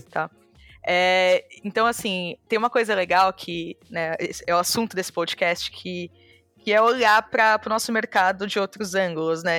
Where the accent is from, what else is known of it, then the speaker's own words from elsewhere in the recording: São Paulo, Brazil; eu nasci na Zona Leste de São Paulo